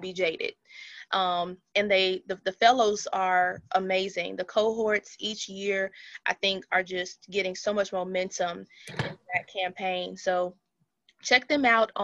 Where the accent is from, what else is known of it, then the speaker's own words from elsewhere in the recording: Brookside, Alabama, United States; Brookside is my hometown